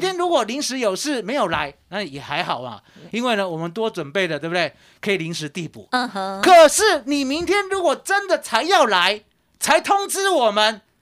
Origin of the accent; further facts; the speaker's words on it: Taiwan; 我们台湾人的特性